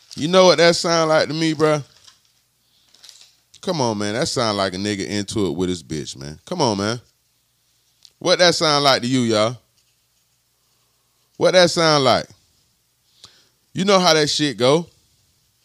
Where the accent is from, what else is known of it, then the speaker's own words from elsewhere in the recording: Florida, United States; In Florida, I'm from Florida